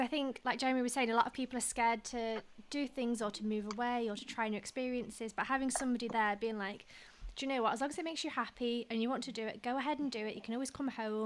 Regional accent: England, United Kingdom; I'm English

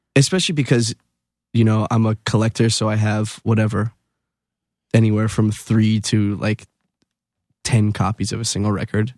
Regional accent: Wilkes-Barre, Pennsylvania, United States; born or raised there; moved away as an adult; now in New York, United States

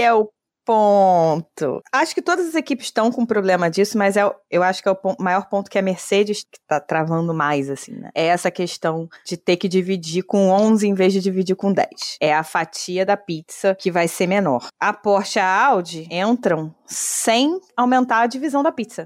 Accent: Brazil; eu sou brasileira

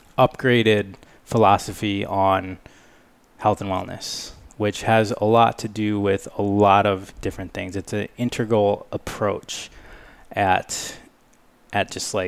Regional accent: Michigan, United States; moved away as an adult; also born or lived in California; I grew up in Michigan, So from 3 years old to 23 years old, I was in Michigan.

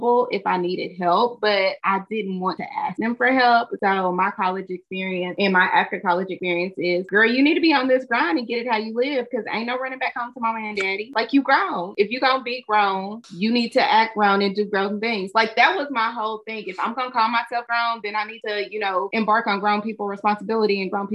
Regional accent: Kentucky, United States; I'm from Kentucky

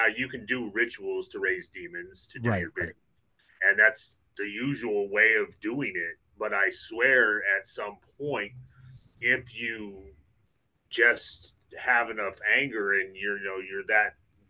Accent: Idaho, United States; moved away; also born or lived in Texas; I grew up in Idaho.

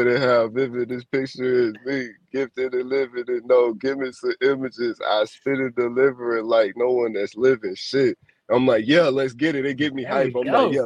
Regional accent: Chicago, Illinois, United States; I'm from Chicago

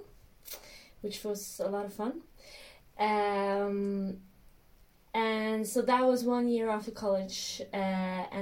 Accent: Helsingborg, Skåne, Sweden; moved away; I grew up in a small village outside of Helsingborg

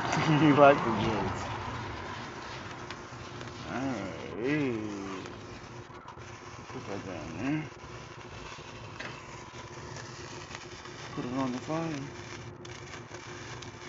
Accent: New York, United States; I'm from New York, Queens.

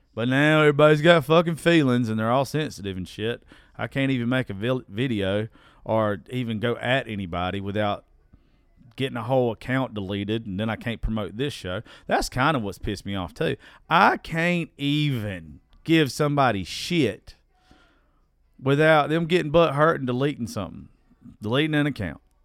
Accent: United States; I'm from Dodge County

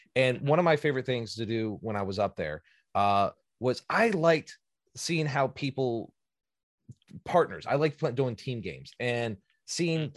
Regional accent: Virginia, United States; moved away; I'm originally from Virginia

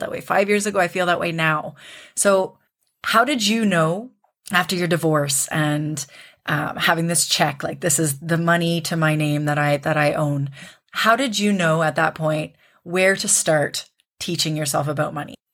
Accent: Canada; moved away as an adult; I'm Canadian, but I live abroad

